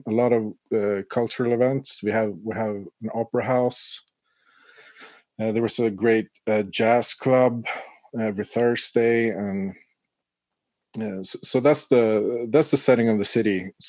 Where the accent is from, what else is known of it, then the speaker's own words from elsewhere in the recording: Umeå, Västerbotten County, Sweden; I grew up in Umeå. If you follow the east coast of Sweden, get your Google Maps out.